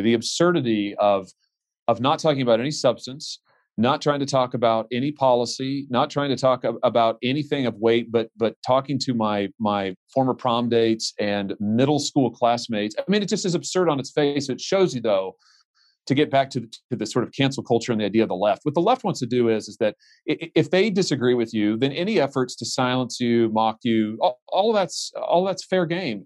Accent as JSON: {"language": "English", "region": "Missouri", "country": "United States", "said": "my home state"}